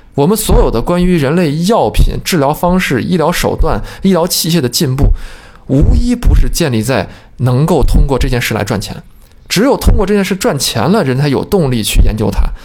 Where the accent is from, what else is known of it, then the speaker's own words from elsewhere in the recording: China; 我们中国人传统还有一种想法，就是为富不仁